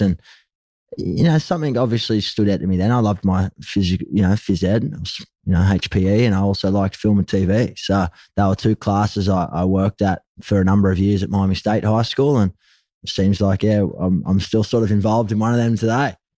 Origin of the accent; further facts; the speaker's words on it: Gold Coast, Queensland, Australia; also born or lived in Sydney, New South Wales; Ended up heading north up to the Gold Coast, where I was raised. So I spent most of my, my growing childhood and, and my prior years growing up on the Gold Coast in Burley Heads